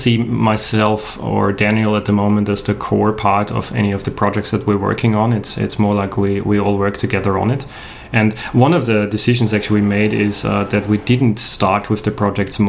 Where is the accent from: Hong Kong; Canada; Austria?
Austria; first language German; English is a second language; moved away as an adult; now in Australia; I'm a native German speaker. I'm from Austria originally. I moved to Australia in 2006, so quite a while ago, but yeah, both grew up in Austria